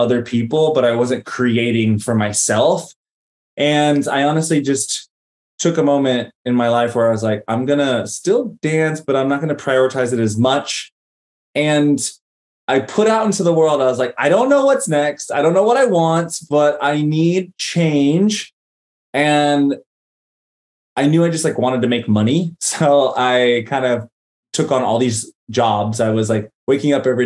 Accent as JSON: {"language": "English", "town": "Greensboro", "region": "North Carolina", "country": "United States", "tie": "born or raised there", "also_born_or_lived": "Los Angeles, California", "moved": "as an adult", "said": "we settled and planted roots in Greensboro, North Carolina. I'm really grateful I grew up in the South and had that experience. And I left at 22"}